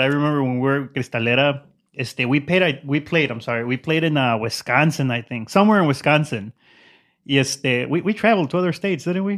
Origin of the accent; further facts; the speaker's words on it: Zacatecas, Mexico; moved away; I'm from Zacatecas